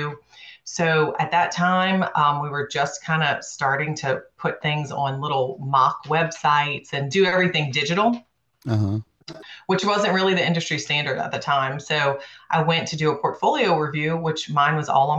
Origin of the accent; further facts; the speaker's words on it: New Orleans, Louisiana, United States; also born or lived in Houston; Being born and raised in New Orleans